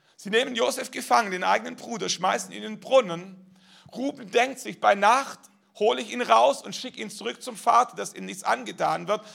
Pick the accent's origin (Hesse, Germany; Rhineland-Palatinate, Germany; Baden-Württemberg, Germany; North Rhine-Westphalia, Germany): Baden-Württemberg, Germany; bin in Baden-Württemberg aufgewachsen